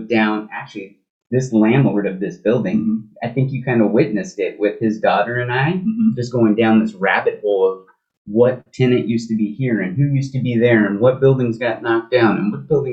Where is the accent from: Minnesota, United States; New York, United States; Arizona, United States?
Arizona, United States; Phoenix; born and raised in Phoenix, Arizona, third generation Phoenician, literally moved once in my life